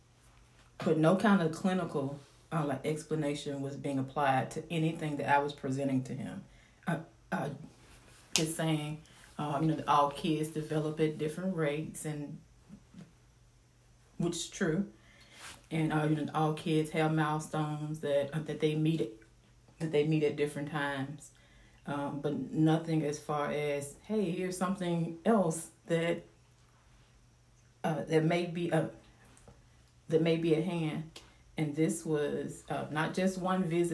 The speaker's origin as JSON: {"language": "English", "region": "Mississippi", "country": "United States", "also_born_or_lived": "Allen, Texas", "moved": "as an adult", "said": "We're from Mississippi"}